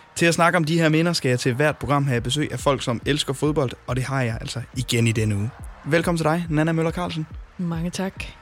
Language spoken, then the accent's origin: Danish; North Jutland, North Denmark Region, Denmark; nu kommer jeg selv fra Nordjylland